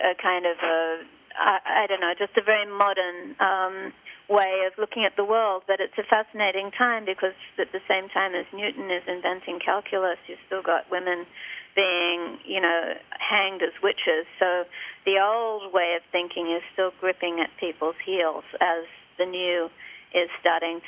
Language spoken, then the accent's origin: English; Australia; now in Martha's Vineyard, United States; when I was growing up in Australia in the 1960s